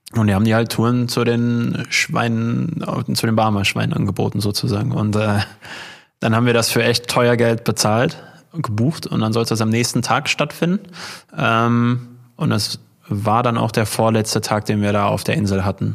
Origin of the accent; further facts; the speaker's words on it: Unna district, North Rhine-Westphalia, Germany; wir kommen ja hier aus, aus dem Kreis Unna und dann gibt's ja die Stadt Hamm direkt daneben